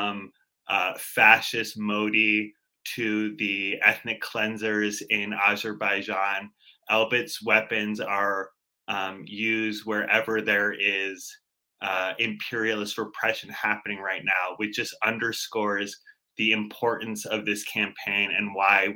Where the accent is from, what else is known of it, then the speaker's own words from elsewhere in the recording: Boston, Massachusetts, United States; I'm not just from the States. I'm from Boston